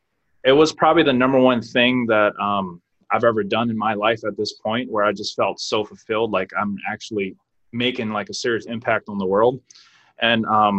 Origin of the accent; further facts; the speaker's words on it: New Orleans, Louisiana, United States; moved away as an adult; now in San Diego, United States; I'm from New Orleans, Louisiana.